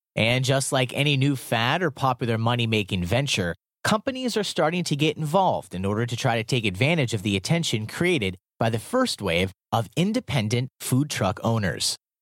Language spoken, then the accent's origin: English; Chicago, Illinois, United States; I'm from Chicago, and this is my wife Jennifer